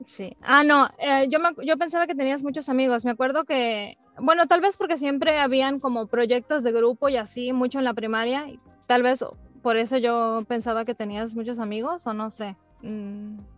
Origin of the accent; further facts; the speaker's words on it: Mérida, Yucatán, Mexico; now in Dallas, United States; ya tengo muchos años viviendo aquí en, Texas, pero soy originaria de Mérida, Yucatán